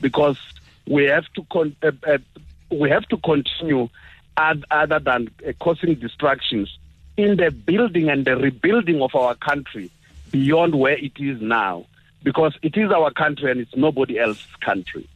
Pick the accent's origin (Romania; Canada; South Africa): South Africa; Mopani, Limpopo; moved away; That I was born in Mopani doesn't uh, uh, change the fact that I was born in Limpopo